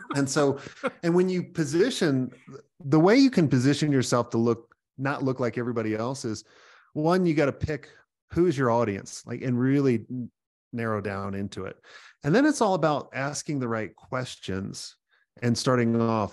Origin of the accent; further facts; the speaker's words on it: New York, United States; moved away; I'm originally a New Yorker